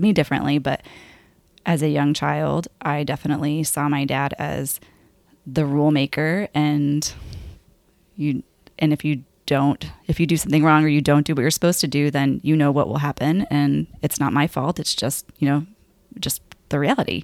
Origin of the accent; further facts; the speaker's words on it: Lubbock, Texas, United States; I grew up in Lubbock, Texas, and born and raised there.